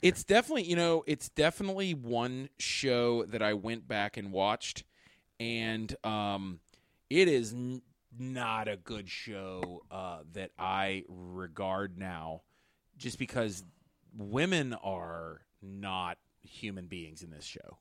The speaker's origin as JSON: {"language": "English", "town": "Pittsburgh", "region": "Pennsylvania", "country": "United States", "said": "we're from Pittsburgh. And if you know, like, I mean, we have Yinzers"}